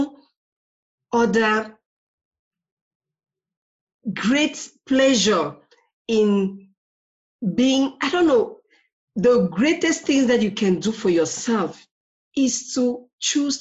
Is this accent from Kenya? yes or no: no; Cameroon; I'm originally from Cameroon